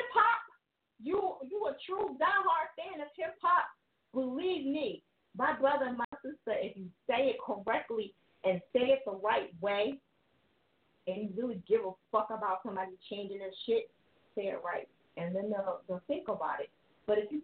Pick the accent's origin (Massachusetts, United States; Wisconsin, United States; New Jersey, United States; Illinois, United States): New Jersey, United States; now in Philadelphia, United States; I'm from Jersey, and I live in Philly